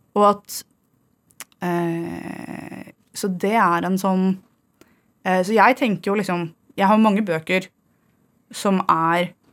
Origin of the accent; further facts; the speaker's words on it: Fredrikstad, Østfold, Norway; så er jeg fra Torsnes